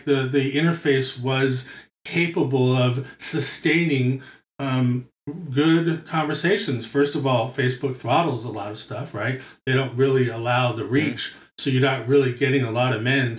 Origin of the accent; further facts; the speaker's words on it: New York City, New York, United States; moved away; I'm from born and raised in Brooklyn.